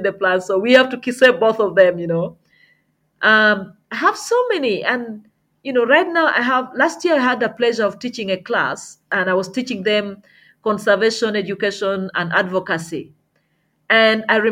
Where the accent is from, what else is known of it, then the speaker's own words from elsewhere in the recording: Uganda; I was from Uganda and had arrived